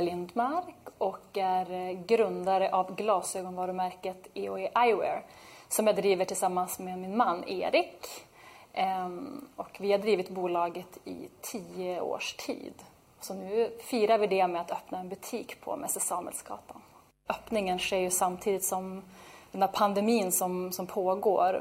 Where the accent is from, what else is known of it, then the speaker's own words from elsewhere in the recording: Norrland, Sweden; vi är där uppifrån, från Norrland